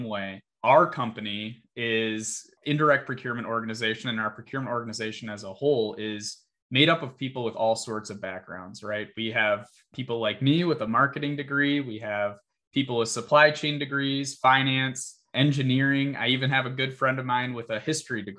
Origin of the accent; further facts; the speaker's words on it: Michigan, United States; born and raised in Michigan